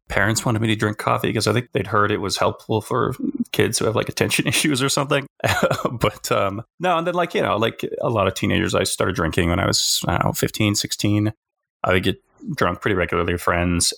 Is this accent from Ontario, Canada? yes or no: no; Alberta, Canada; moved away as an adult; also born or lived in South Korea; now in Victoria, Canada; where I grew up in Alberta